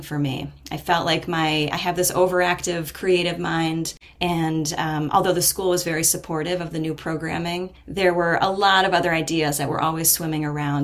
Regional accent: United States; moved away as an adult; I decided to move back to this area, which is my hometown region

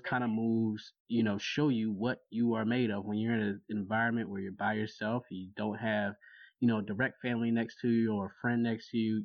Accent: Jacksonville, Florida, United States; moved away as an adult; also born or lived in Washington, D.C.; now in Baltimore, United States; I grew up in Jacksonville

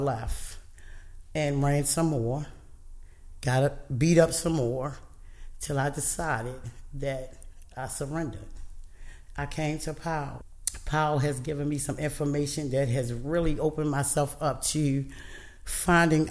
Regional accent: Emerson Village, Maryland, United States; I grew up in Emerson Village, went to Emerson High School

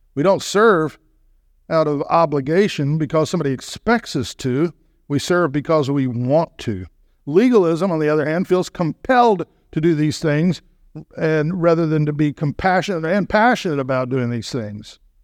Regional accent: Texas, United States; I grew up in the South

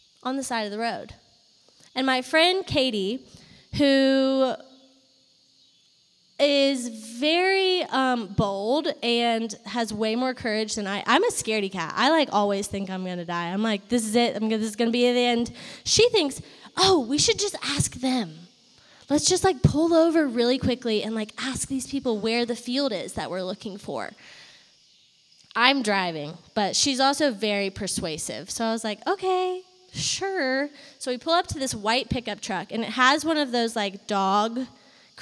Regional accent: Virginia, United States; also born or lived in Atlanta, Georgia / Athens, Georgia; now in Richmond, United States; I grew up in Virginia.

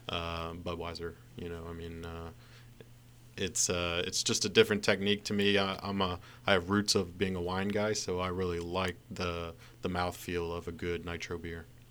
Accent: Montgomery County, Maryland, United States; I grew up in Montgomery County with cherry blossoms on my street

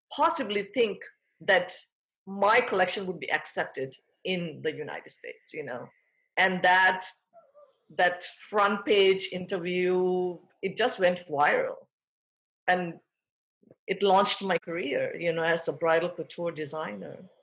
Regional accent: Thailand; moved away; I was born and raised in Thailand. I'm fourth generation Thai, but of Indian parents

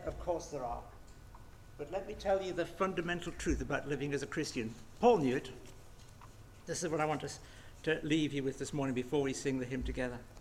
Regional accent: England, United Kingdom; I'm remarkably English

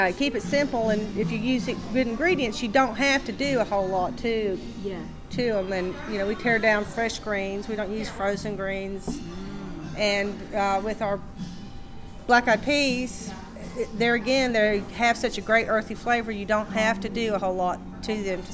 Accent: Ducktown, Tennessee, United States; now in Knoxville, United States; I grew up in Ducktown, and you know, you had to cook in the country because there were no restaurants

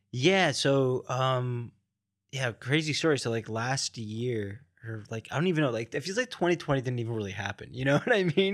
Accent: Miami, Florida, United States; moved away; also born or lived in New York; I grew up in, uh, like, in the Miami area

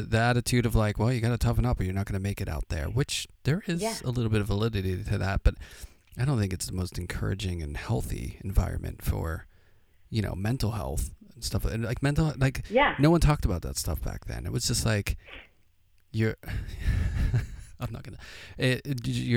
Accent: Pittsburgh, Pennsylvania, United States; now in Brooklyn, United States; I grew up in Pittsburgh

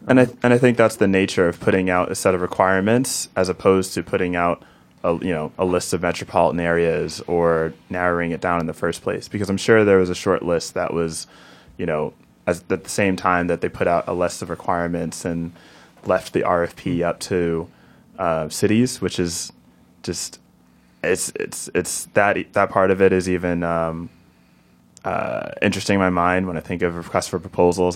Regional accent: Newark, New Jersey, United States; moved away as an adult; also born or lived in Seattle / Silicon Valley; I'm originally from Newark, from Ivy Hill, and I, um, lived in Seattle as well as Silicon Valley

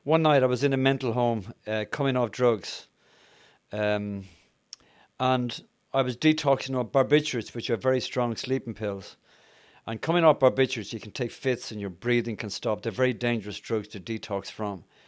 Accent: Dublin, Leinster, Ireland; moved away; also born or lived in Yorkshire; I'm Irish, as some of you have probably picked up. I'm from Dublin

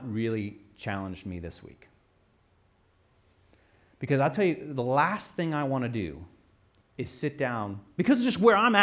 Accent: United States; I'm American

